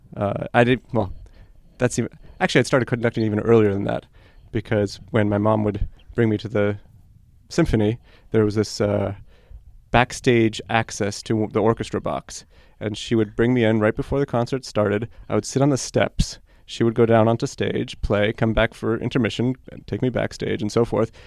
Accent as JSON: {"language": "English", "town": "New York City", "region": "New York", "country": "United States", "tie": "born or raised there", "first_language": "Polish; Hebrew", "second_language": "English", "moved": "yes", "lives_now": "Ann Arbor, United States", "said": "So my sister and I grew up in New York City and actually English was not our first language"}